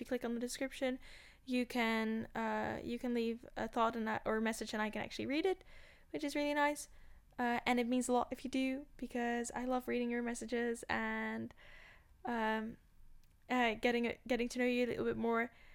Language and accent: English; Amsterdam, North Holland, Netherlands; I was born in Amsterdam. I grew up in Amsterdam and in another city, but also Amsterdam.